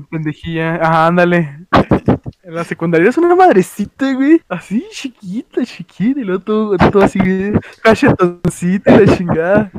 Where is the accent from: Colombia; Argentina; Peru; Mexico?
Mexico; northern Mexico; somos norteños